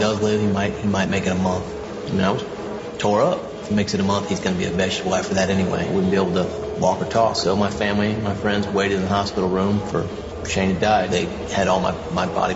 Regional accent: Kansas City, United States; I grew up here in the Kansas City area. One of the suburbs of Kansas City

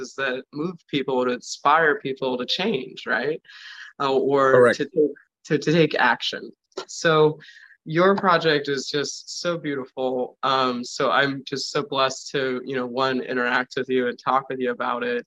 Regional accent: East Coast, United States; moved away; I come from the East Coast

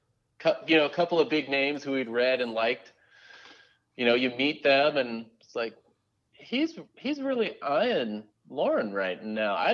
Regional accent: Southern California, United States; I grew up in suburban Southern California

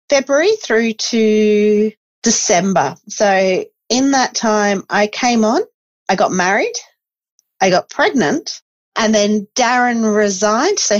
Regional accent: Esperance, Western Australia, Australia; I grew up in Esperance, so you learned that one very quickly.

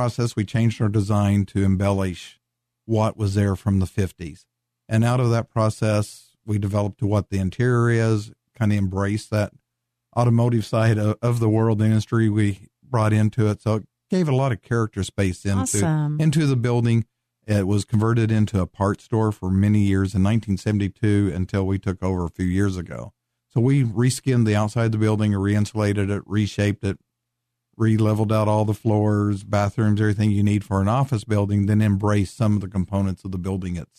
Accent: Western Oklahoma, United States; I grew up in Western Oklahoma in a little farm town.

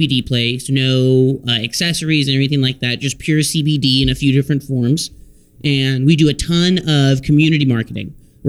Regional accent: Texas, United States; I'm lucky enough to be from the great state of Texas, myself.

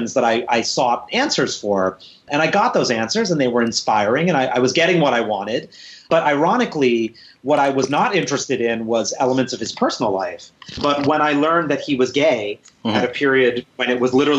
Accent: New York City, New York, United States; I grew up in New York City.

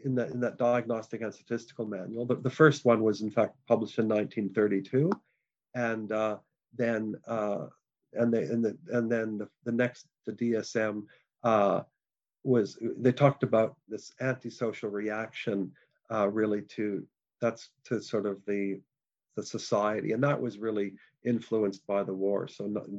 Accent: Canada; moved away; I'm a Canadian originally

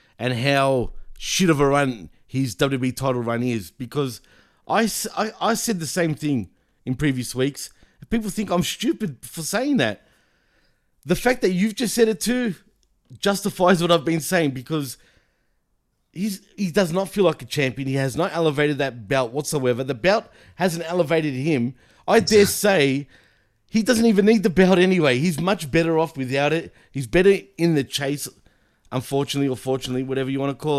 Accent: Australia; accent: Australian; I'm from Australia

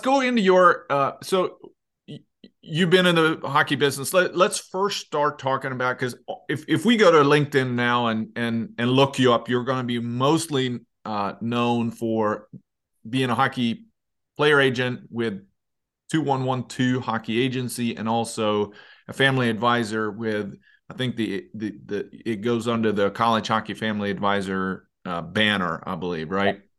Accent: Leksand, Dalarna County, Sweden; my hometown, Leksand

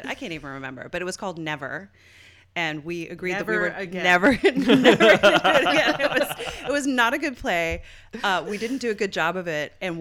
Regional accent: Newfoundland and Labrador, Canada; moved away; the strip club in my hometown of Newfoundland

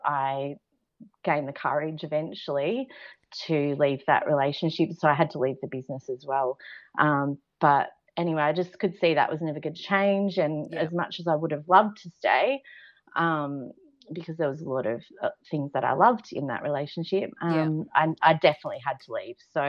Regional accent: Central Coast, New South Wales, Australia; I grew up on the Central Coast with a lovely beach lifestyle

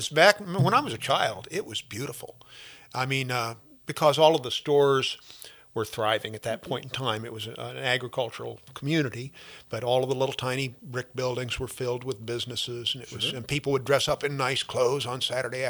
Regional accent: Louisiana, Missouri, United States; moved away as an adult; also born or lived in New Orleans; now in Hannibal, United States; I'm originally a farm boy from Louisiana, Missouri. I grew up down there

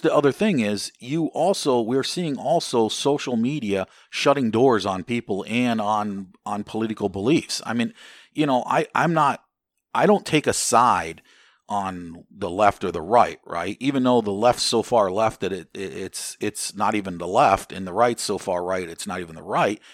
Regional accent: United States; as an American

